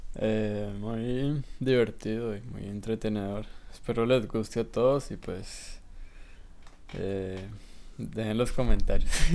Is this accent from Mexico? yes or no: no; Colombia; moved away; Cuando estaba en mi país